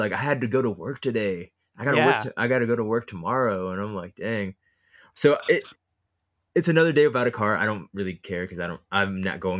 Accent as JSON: {"language": "English", "town": "Hollywood", "region": "California", "country": "United States", "tie": "born or raised there", "said": "But anyways, I was born in Hollywood. Yeah."}